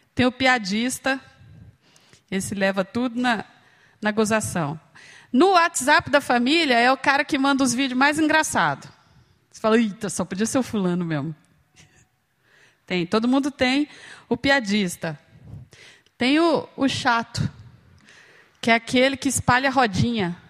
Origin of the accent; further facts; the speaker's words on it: Uberlândia, Minas Gerais, Brazil; moved away as an adult; now in Campinas, Brazil; eu moro em Campinas já há alguns anos, eu fui para lá para estudar, mas eu sou de Uberlândia, Minas Gerais, lá do Triângulo Mineiro